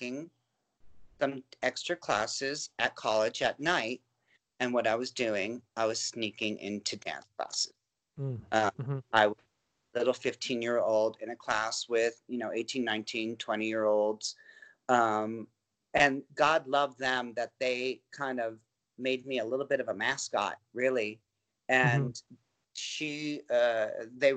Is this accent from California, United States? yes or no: yes; Anaheim, California, United States; also born or lived in Van Nuys, California; I was born in Van Nuys, but we moved to Anaheim when I was 3, and we were very, very close to Disney.